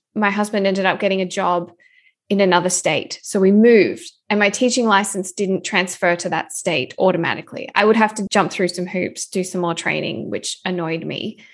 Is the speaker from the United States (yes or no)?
no; Australia; now in Vancouver, Canada; I'm an Australian currently living in Vancouver, Canada